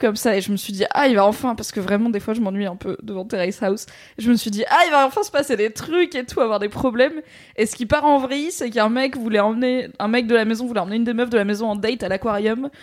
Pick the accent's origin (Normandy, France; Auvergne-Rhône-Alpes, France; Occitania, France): Auvergne-Rhône-Alpes, France; Valence; la médiathèque de là où j'ai grandi, à Valence, dans la Drôme